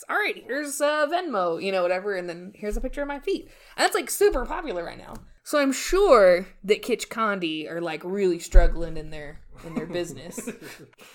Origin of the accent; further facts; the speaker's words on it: United States; We're from America